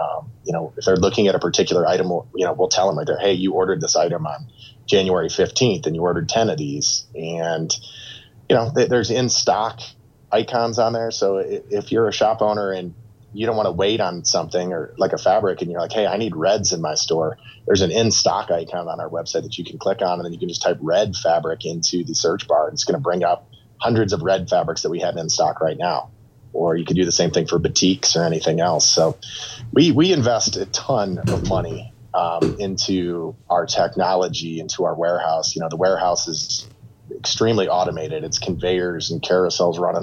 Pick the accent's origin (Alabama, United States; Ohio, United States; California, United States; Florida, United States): Ohio, United States; Toledo; growing up in the Toledo area, we're just, you know, 10 minutes from the Michigan border